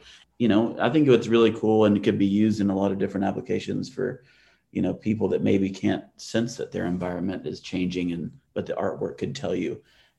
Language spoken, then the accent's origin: English; Atlanta, Georgia, United States; I grew up in Atlanta.